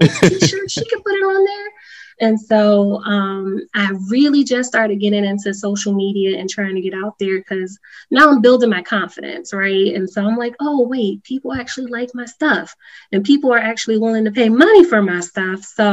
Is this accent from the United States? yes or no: yes; Hartford, Connecticut, United States; I was born and raised in Hartford